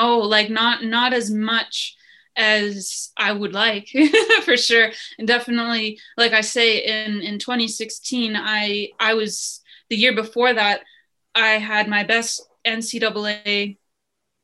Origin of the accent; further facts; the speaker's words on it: Lethbridge, Alberta, Canada; Lethbridge, my hometown where I am now